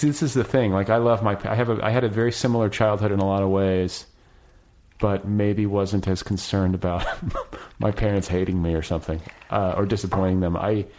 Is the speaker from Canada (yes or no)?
no; Midwest, United States; I was raised in the Midwest.